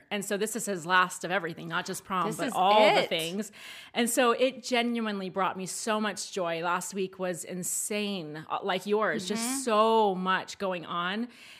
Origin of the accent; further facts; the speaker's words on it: Maryland, United States; Yeah, that wasn't a thing where I grew up in Maryland either.